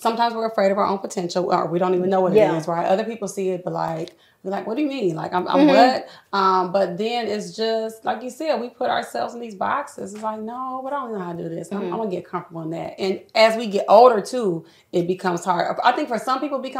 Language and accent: English; Fort Wayne, Indiana, United States; moved away as an adult; now in Indianapolis, United States; I'm from Fort Wayne